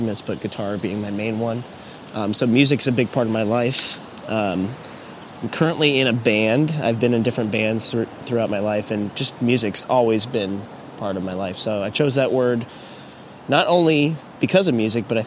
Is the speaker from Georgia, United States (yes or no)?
yes; Alpharetta, Georgia, United States; I grew up in Alpharetta